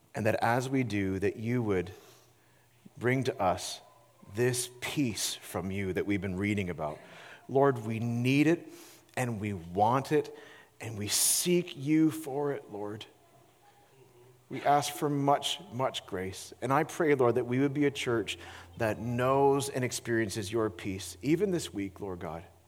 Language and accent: English; Peterborough, Ontario, Canada; my hometown of Peterborough, Ontario